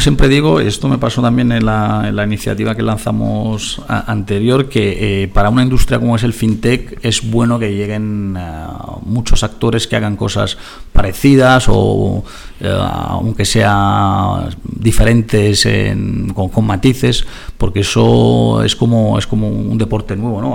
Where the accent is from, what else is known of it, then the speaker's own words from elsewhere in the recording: Italy; Spanish is a second language; now in Spain; el país de, la, de donde nací, en Italia